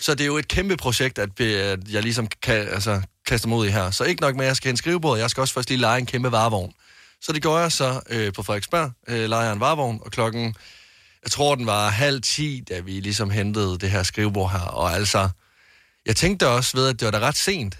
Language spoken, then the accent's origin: Danish; Greece